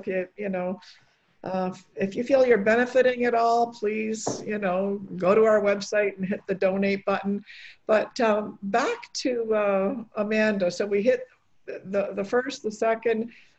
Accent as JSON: {"language": "English", "country": "Canada", "tie": "born or raised there", "also_born_or_lived": "Poland", "said": "my parents were both born in Poland. I was born in Poland, but then coming, you know, to Canada as a three-year-old, I was raised here."}